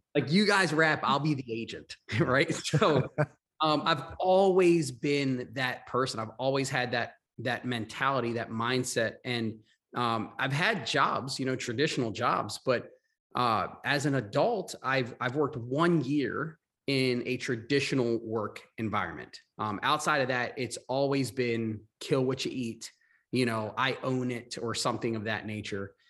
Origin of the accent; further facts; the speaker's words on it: Maryland, United States; also born or lived in Long Island, New York / Florida; I was born in New York, in Long Island. Um, but a, at a young age, I moved to Maryland. Uh, we, I grew up in Maryland